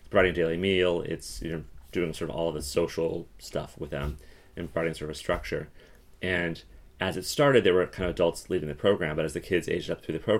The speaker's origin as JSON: {"language": "English", "region": "Colorado", "country": "United States", "tie": "born or raised there", "said": "so I grew up in Colorado. So I grew up um, at the edge of the mountains. So not deep in the mountains, but at the very edge of the mountains"}